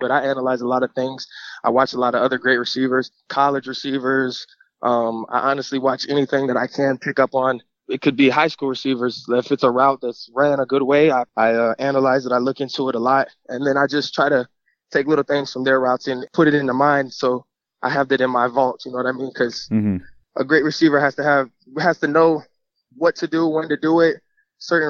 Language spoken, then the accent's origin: English; South Florida, United States; also born or lived in Indiana; I'm from Indiana, I'm from South Florida. So coming out of high school, I was very, very fond upon wanting to go back closer to my home back in Indiana